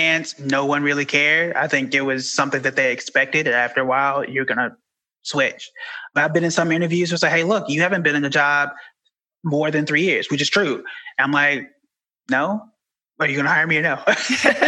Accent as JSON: {"language": "English", "town": "Tulsa", "region": "Oklahoma", "country": "United States", "also_born_or_lived": "Dallas", "moved": "as an adult", "lives_now": "New York City, United States", "said": "I'm from Tulsa, Oklahoma"}